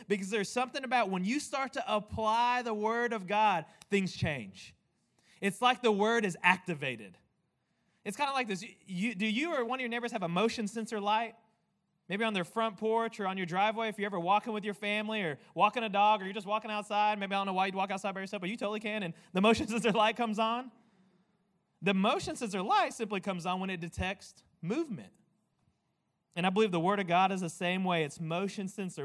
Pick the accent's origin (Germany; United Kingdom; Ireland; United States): United States; I'm an American man